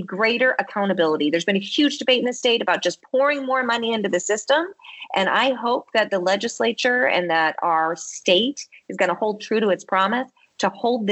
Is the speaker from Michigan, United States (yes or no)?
yes; Detroit, Michigan, United States; born or raised there; now in Boston, United States